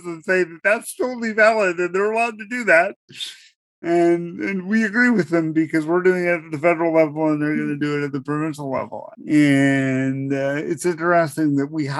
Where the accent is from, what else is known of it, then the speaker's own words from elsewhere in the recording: New Brunswick, Canada; first language English; moved away; I'm originally from New Brunswick